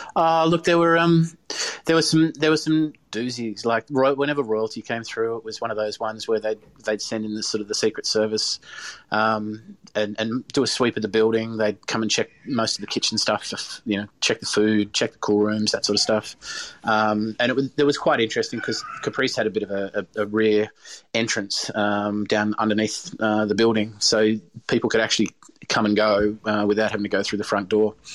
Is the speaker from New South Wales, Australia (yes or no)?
no; Hobart, Tasmania, Australia; now in regional Victoria, Australia; growing up in Hobart